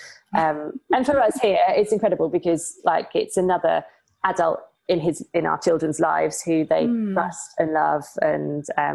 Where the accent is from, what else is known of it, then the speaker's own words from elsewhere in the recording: United Kingdom; moved away; being British